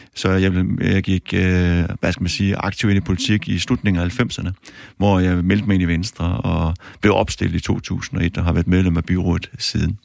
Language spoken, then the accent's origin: Danish; Aarhus, Central Denmark Region, Denmark; jeg kommer fra Aarhus af